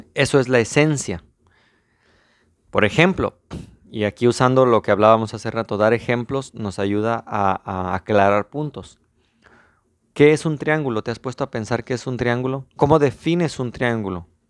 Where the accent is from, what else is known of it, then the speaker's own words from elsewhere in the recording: Mexico; soy mexicano